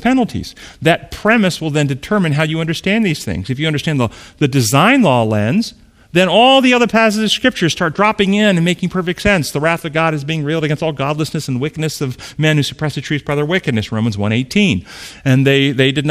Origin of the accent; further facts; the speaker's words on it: United States; identify as an American